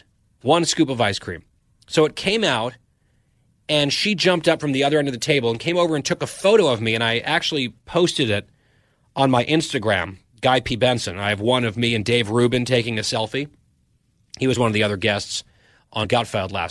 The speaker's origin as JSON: {"language": "English", "country": "Saudi Arabia", "tie": "born or raised there", "said": "I was born in Saudi Arabia"}